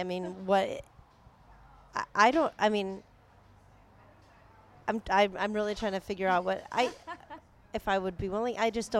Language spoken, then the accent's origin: English; Texas, United States; I'm from Texas